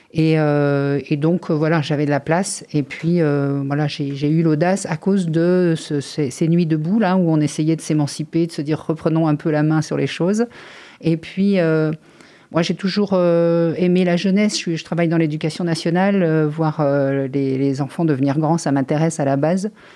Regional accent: France; je suis née en France dans une famille tranquille

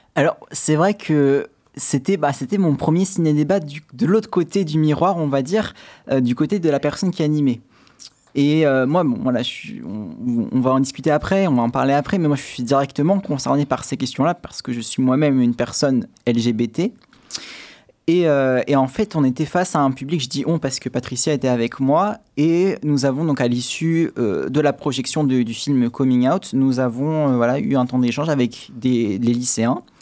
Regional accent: Châtellerault, Nouvelle-Aquitaine, France; also born or lived in Paris / Saumur / Poitiers; je suis originaire de Châtellerault

